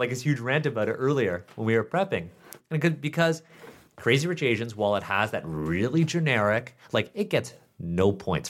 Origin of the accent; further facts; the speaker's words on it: Canada; born there; Like I'm a Canadian born Chinese man